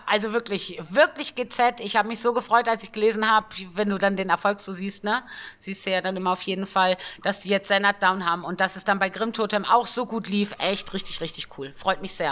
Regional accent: Northern Germany, Germany; Ich komme ja auch gebürtig aus dem Norden.

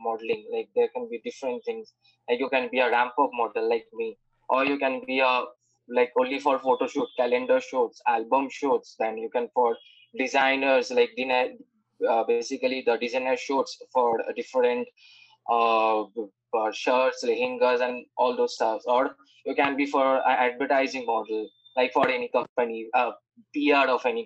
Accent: Kolkata, West Bengal, India; I hail from Kolkata

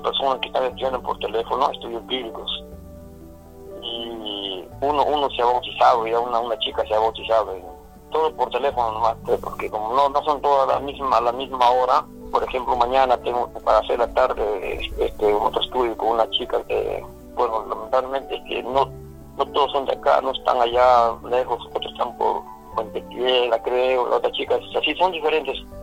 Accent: Chanchamayo Province, Junín, Peru; now in Lima, Peru; soy natural de la provincia de Chanchamayo

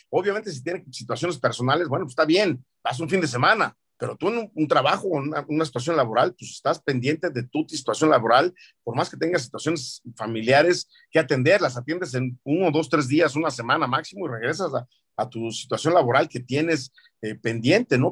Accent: Mexico

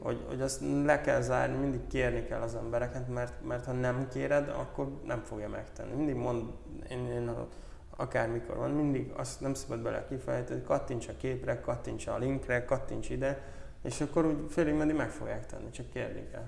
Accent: Zala, Hungary; mi Zalából származunk

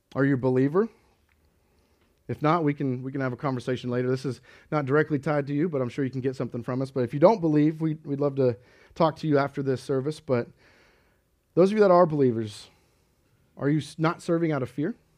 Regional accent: Kansas, United States; moved away; grew up in Kansas and always, uh, I, I personally always grew up in the church

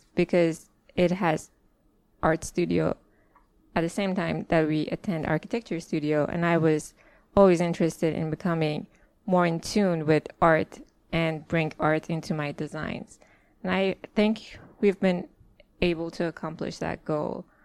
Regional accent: Tehran, Tehran Province, Iran; moved away as an adult; now in United States; I'm from Iran, Tehran

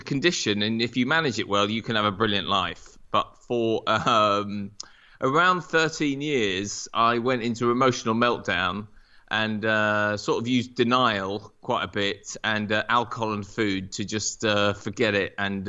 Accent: Norwich, East of England, United Kingdom; also born or lived in America; So I grew up in Norwich, went to university both here and in America, so really lucky with that.

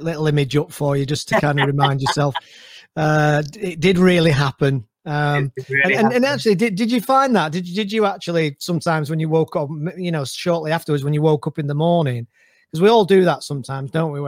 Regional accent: Manchester, North West England, United Kingdom; So I'm lived and brought up, born and brought up in Manchester, school in Manchester.

